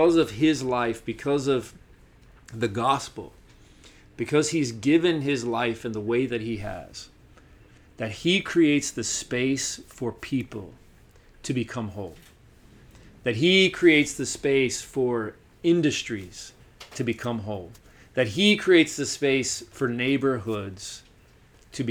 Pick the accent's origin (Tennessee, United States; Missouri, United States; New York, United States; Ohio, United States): Tennessee, United States; Chattanooga; moved away; my hometown in Chattanooga